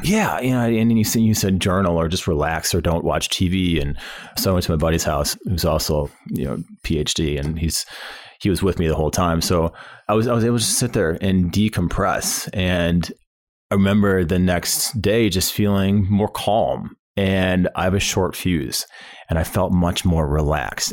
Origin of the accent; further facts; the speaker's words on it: St. Louis, Missouri, United States; when I was a kid, uh, growing up in the Saint Louis area